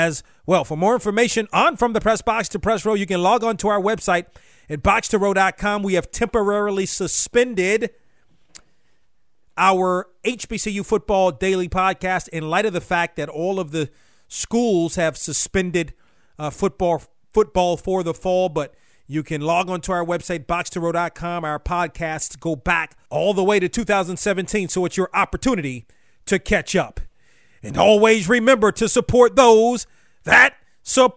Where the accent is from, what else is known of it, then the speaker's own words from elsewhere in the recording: Washington, District of Columbia, United States; growing up in the Washington area